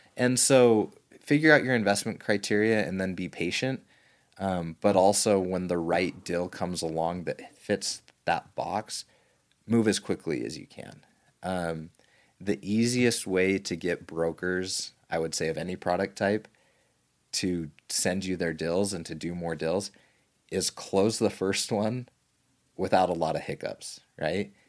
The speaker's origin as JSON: {"language": "English", "region": "Southern Utah", "country": "United States", "tie": "born or raised there", "said": "little kid growing up in Southern Utah"}